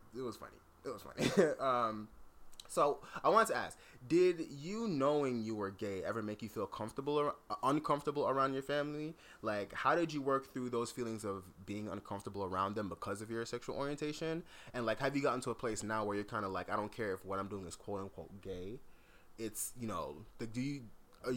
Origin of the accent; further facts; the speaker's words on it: South Florida, United States; growing up in South Florida